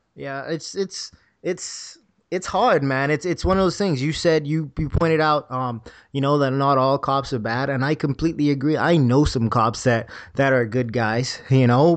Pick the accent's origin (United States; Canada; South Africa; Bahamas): Bahamas; moved away; I'm a kid from the Bahamas.